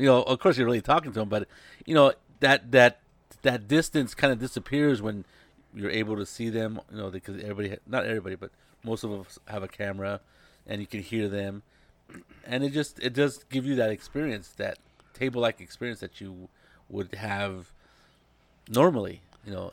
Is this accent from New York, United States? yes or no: no; Monterey, California, United States; now in San Jose, United States; I'm in San Jose, and I have another friend who lives in my, pretty close to my hometown down in Monterey